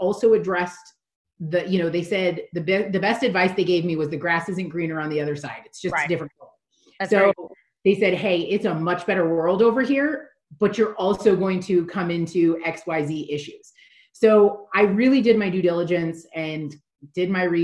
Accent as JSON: {"language": "English", "region": "Oregon", "country": "United States", "moved": "yes", "lives_now": "Las Vegas, United States", "said": "I'm from Oregon. All of my family lives in Oregon, friends live in Oregon"}